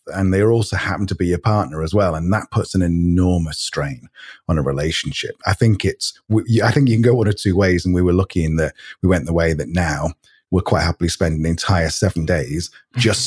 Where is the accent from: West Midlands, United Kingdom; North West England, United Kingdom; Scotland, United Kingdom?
North West England, United Kingdom; near Manchester; moved away as an adult; also born or lived in Spain; originally from the UK, uh, from near Manchester, although actually I'm, I'm not. I'm, i was born near London, but lived near Manchester.